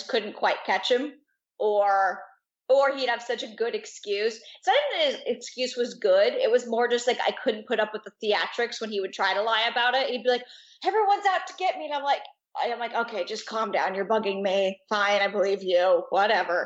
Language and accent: English; Astoria, Oregon, United States; now in Los Angeles, United States; Astoria, Oregon